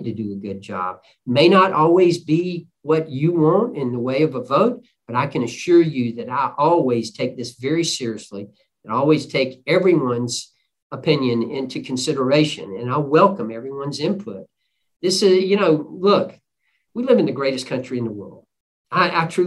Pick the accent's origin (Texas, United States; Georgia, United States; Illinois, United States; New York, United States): Georgia, United States; Port Wentworth; now in Pooler, United States; I'm from Poole Wentworth